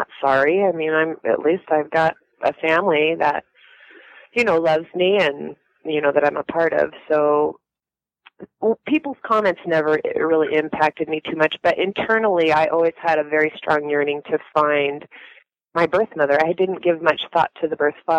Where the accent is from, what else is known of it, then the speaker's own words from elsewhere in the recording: Spokane, Washington, United States; I was born in Spokane, Washington.